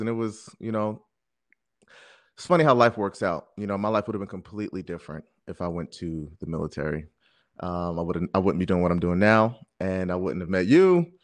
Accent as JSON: {"language": "English", "town": "Jersey City", "region": "New Jersey", "country": "United States", "tie": "born or raised there", "also_born_or_lived": "Brooklyn, New York", "said": "I'm originally from Brooklyn, New York"}